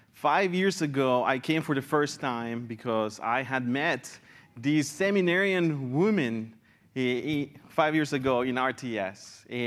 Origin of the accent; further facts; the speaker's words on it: San Jose, Costa Rica; born there; I was born in San Jose, Costa Rica, when my dad and my mother, who are from El Salvador, were planting a church.